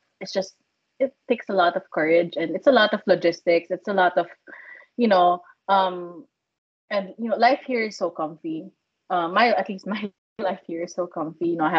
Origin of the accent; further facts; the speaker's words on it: Philippines; I came from the Philippines, and everyone still wears their mask.